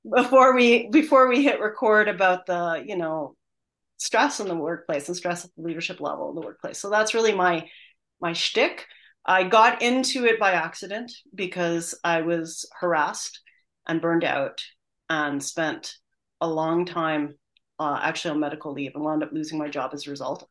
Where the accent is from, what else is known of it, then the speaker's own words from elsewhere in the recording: Canada; moved away; I'm originally Canadian